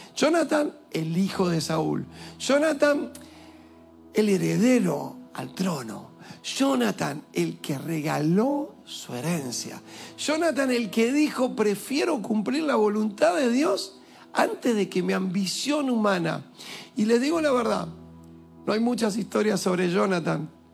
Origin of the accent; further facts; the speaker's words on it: Argentina; also born or lived in Villa Lugano, Buenos Aires; yo soy argentino y soy más argentino que ellos.